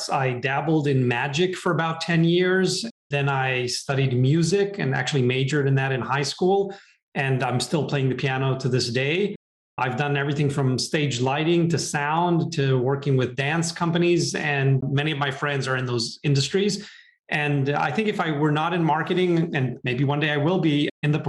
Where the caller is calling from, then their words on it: San Francisco, California, United States; Hi, Lloyd, and good morning from not so sunny San Francisco.